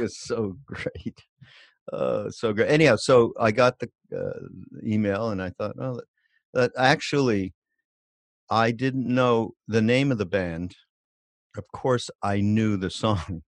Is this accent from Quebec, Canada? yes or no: yes; Montreal, Quebec, Canada; moved away; also born or lived in Los Angeles; I'm from Montreal